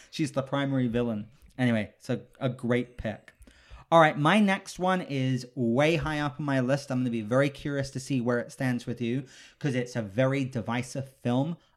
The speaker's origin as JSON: {"language": "English", "country": "United Kingdom", "said": "I'm British, so I grew up"}